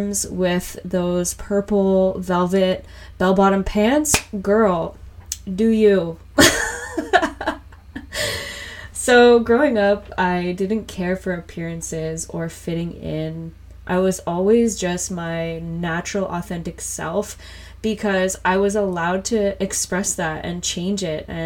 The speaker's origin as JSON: {"language": "English", "town": "Whitby", "region": "Ontario", "country": "Canada", "tie": "born or raised there", "also_born_or_lived": "Scarborough, Ontario", "said": "I was born in Scarborough and raised in Whitby for the most part. This is in Ontario in Canada"}